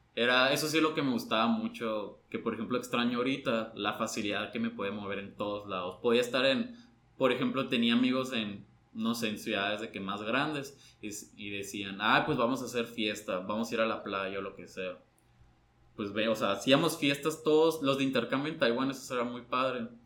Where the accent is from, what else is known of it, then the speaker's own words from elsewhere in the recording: Mexico; soy mexicano